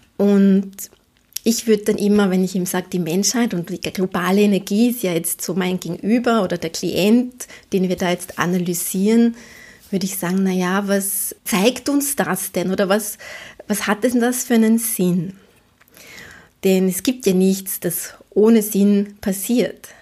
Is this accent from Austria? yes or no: yes; Vienna, Austria; als Wienerin.